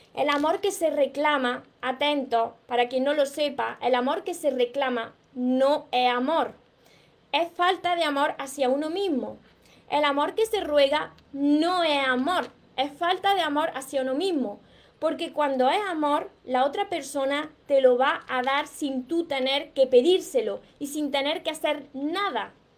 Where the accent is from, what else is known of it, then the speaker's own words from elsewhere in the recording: Córdoba, Andalusia, Spain; te encanta mi acento, pues soy de Córdoba, de, Córdoba, Andalucía, por eso me como las S, me como las palabras